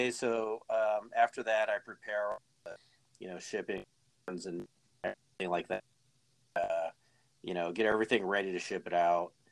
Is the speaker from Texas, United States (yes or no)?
no; Arizona, United States; I am from Arizona originally.